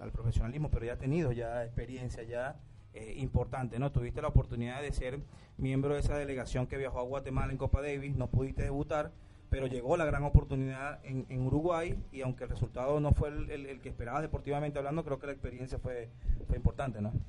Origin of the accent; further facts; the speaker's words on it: Venezuela; como venezolano